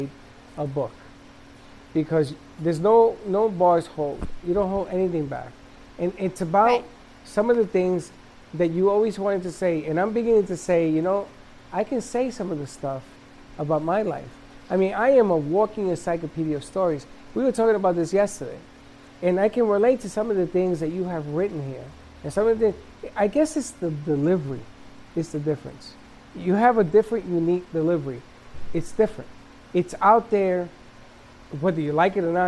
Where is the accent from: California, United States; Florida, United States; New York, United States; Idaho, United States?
New York, United States; I'm from New York.